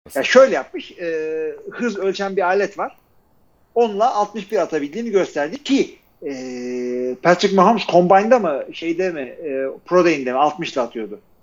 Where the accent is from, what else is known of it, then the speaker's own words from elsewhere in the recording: Turkey; ben de Türkiye'liyim